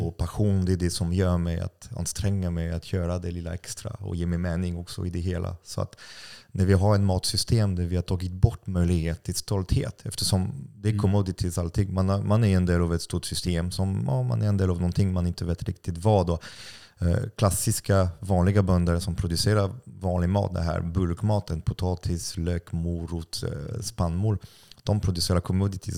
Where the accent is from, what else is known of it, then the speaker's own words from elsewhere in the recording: France; Swedish is a second language; now in Sweden; jag är utlänning, jag är fransman